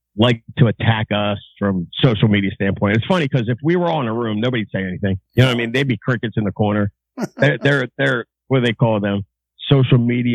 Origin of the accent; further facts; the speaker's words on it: Baltimore, Maryland, United States; I grew up in Baltimore.